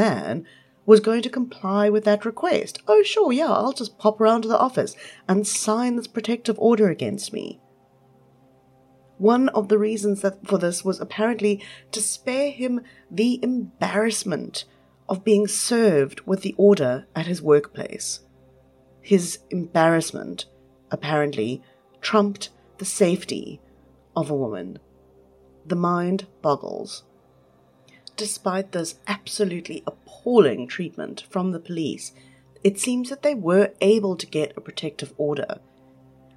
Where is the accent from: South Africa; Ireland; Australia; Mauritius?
South Africa; East London, Eastern Cape; I grew up in East London